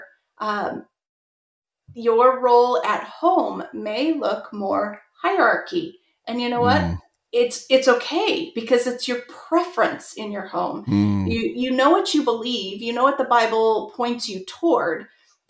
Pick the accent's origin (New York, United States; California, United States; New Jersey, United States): California, United States; Southern; I grew up in Southern California